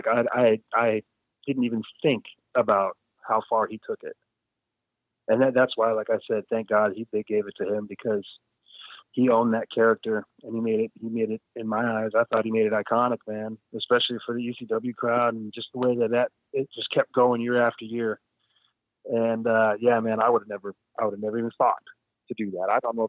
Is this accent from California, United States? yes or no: yes; California, United States; also born or lived in Phoenix / Atlanta; I mean, I grew up in Southern California, in Phoenix, then Atlanta, you know what I mean? So I was always in the heat, always, always, always.